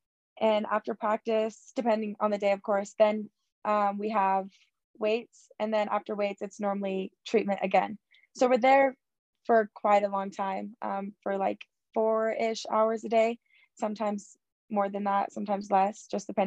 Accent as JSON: {"language": "English", "town": "Boise", "region": "Idaho", "country": "United States", "moved": "yes", "said": "I'm from Boise, so I just felt like it reminded me of my hometown"}